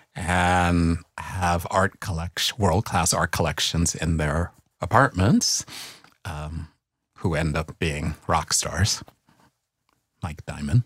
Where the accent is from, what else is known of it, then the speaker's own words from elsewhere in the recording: New York City, New York, United States; moved away as an adult; also born or lived in Brooklyn; I left the Bronx as soon as I could